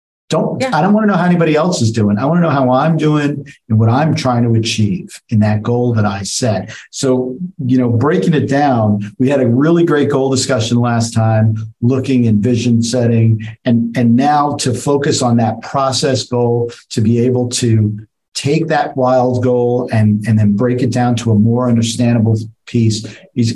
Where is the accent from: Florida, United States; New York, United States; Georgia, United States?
New York, United States; New York City; I'm from the Bronx.